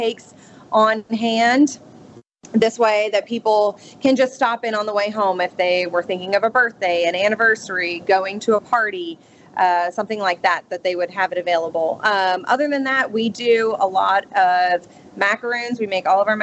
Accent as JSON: {"language": "English", "town": "Boynton Beach", "region": "Florida", "country": "United States", "also_born_or_lived": "Jacksonville, Florida", "moved": "as an adult", "lives_now": "Ocean Springs, United States", "said": "I'm originally from Boynton Beach, Florida, just south of West Palm"}